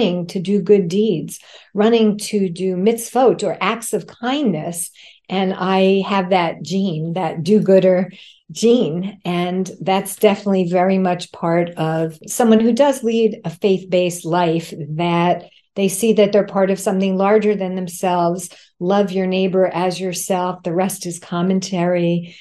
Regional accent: suburban New Jersey, United States; now in New York City, United States; a Jewish girl who grew up in a very close-knit, loving family in suburban New Jersey

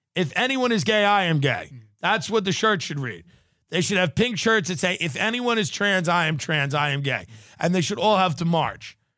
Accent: Long Island, New York, United States; an Irish Catholic from Long Island

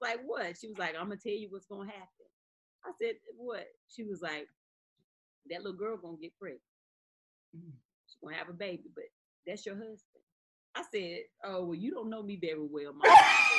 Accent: Eden, North Carolina, United States; Yeah, Eden, North Carolina.

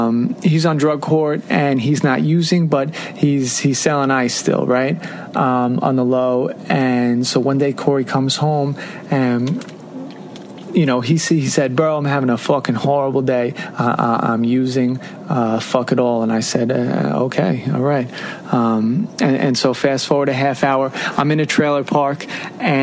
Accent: Long Island, New York, United States; moved away as an adult; also born or lived in Jackson, Mississippi; I'm from Long Island, New York

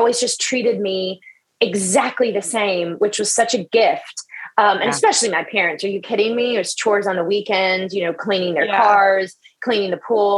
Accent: the South, United States; now in Los Angeles, United States; I grew up in the South in a really small town

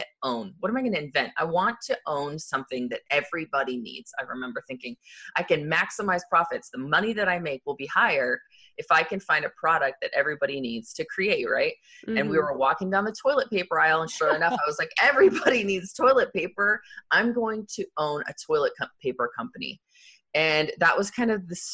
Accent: Arizona, United States; I grew up in Arizona

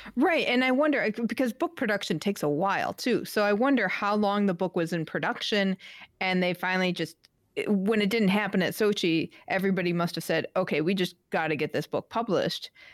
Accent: Midwest, United States; moved away; also born or lived in New England; growing up in the Midwest

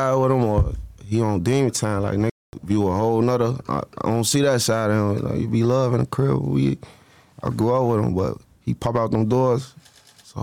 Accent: Chicago, Illinois, United States; I'm originally from the east side of Chicago.

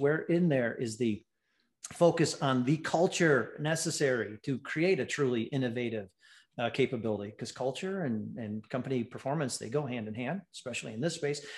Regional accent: Ann Arbor, Michigan, United States; moved away; I was born and raised in Ann Arbor.

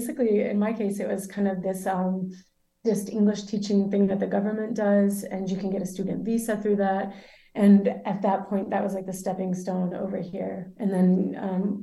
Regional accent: Birmingham, Alabama, United States; moved away as an adult; also born or lived in Louisiana; now in San Sebastián, Spain; moved back to Birmingham, which is where I'm from

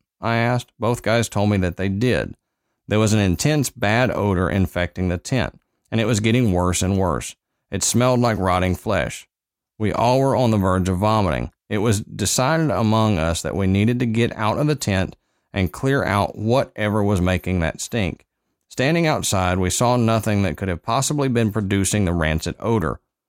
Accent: Texas, United States; now in California, United States; I live in California now, but growing up in Texas and having many Hispanic friends, I had heard a lot throughout my life about the Chupacabra

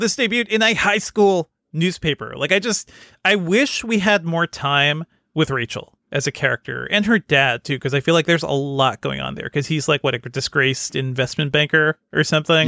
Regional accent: Connecticut, United States; I grew up in Connecticut, not in the rich neighborhoods

